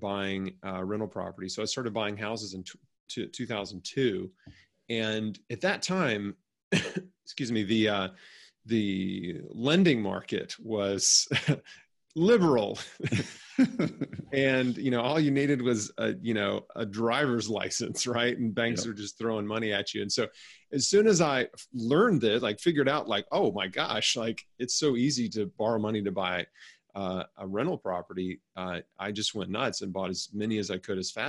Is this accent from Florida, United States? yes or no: no; Memphis, Tennessee, United States; I was born and raised in Memphis, Tennessee